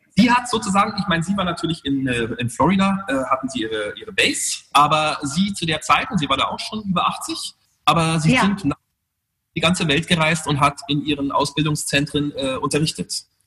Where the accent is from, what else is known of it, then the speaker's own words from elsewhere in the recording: Munich, Bavaria, Germany; moved away; also born or lived in Monte Carlo / United States; in Thalkirchen, wo ich aufgewachsen bin